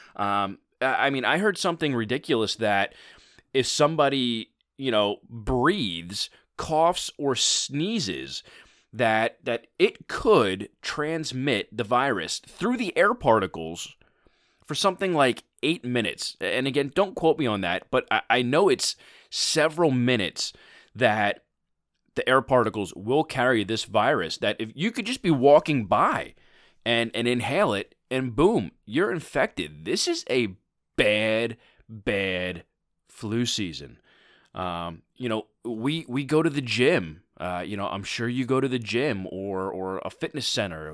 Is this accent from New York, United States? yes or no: no; Philadelphia, Pennsylvania, United States; my hometown team, the Philadelphia Eagles